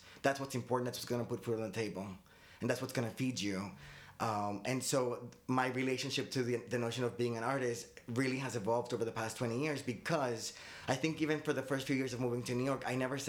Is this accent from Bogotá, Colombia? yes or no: no; Medellín, Antioquia, Colombia; also born or lived in Boston / Miami / Fort Lauderdale; now in United States; I'm Colombian. I mean, my parents are Colombian. I was born in Boston, but I grew up between Medellin and Miami.